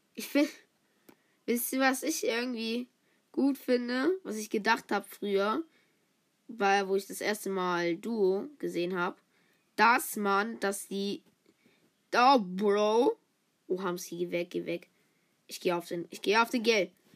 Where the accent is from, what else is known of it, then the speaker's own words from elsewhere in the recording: the South, Southern Germany, Germany; ich bin eigentlich aus dem Süden. Ich bin aus dem Süden, Süden.